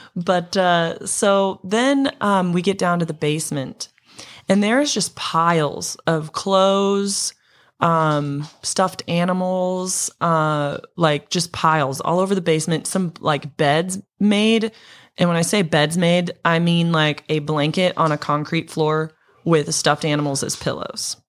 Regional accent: Montana, United States; growing up in Montana

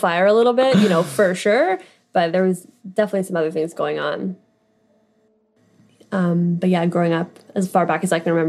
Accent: Perth, Ontario, Canada; moved away; So I grew up in Perth, Ontario, a small little town, population of about 6,000.

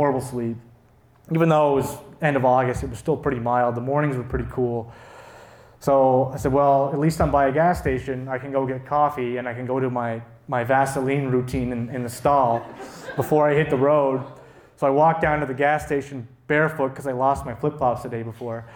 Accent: Cape Breton, Nova Scotia, Canada; I'm from Cape Breton.

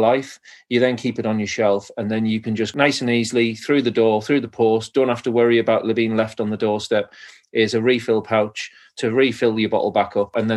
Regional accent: Cornwall, South West England, United Kingdom; We always say in Cornwall, we're separate from England, but we're not part of England

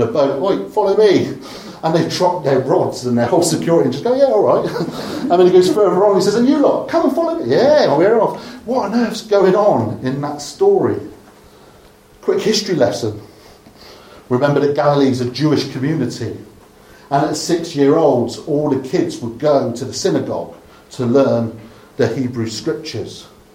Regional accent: Dorset, South West England, United Kingdom; I'm from Dorset

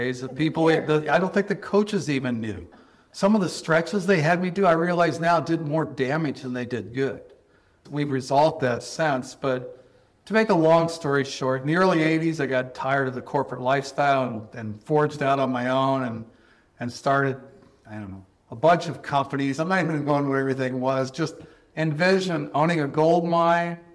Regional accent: Southern California, United States; growing up in Southern California

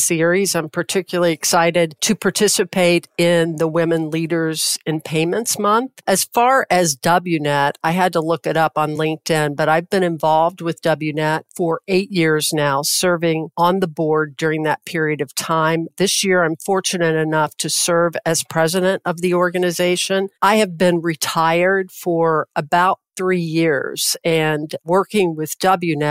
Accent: Louisville, Kentucky, United States; I grew up in Louisville, Kentucky.

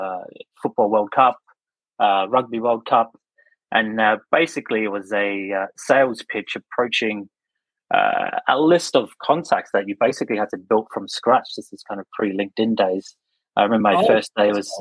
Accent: Darwin, Northern Territory, Australia; moved away as an adult; also born or lived in London / Adelaide; now in Sydney, Australia; I'm born and raised in Darwin in the Northern Territory

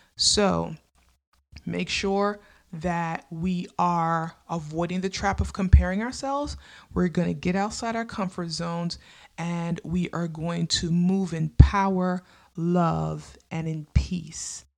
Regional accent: New York, United States; I lived in New York. I grew up in New York

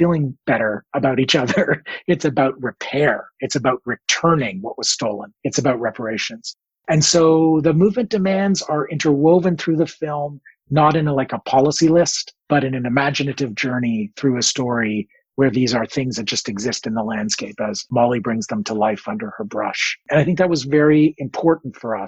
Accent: Toronto, Ontario, Canada; I come from Toronto.

